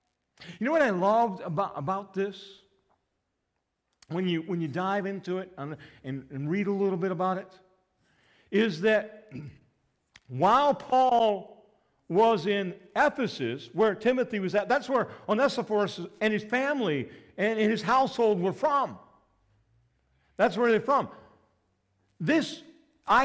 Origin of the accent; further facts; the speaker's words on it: Litchfield, Illinois, United States; I grew up in Litchfield